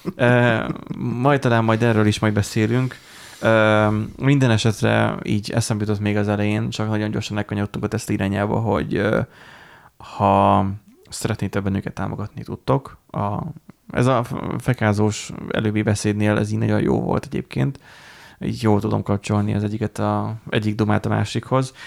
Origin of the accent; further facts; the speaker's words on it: Borsod-Abaúj-Zemplén, Hungary; Borsodiak vagyunk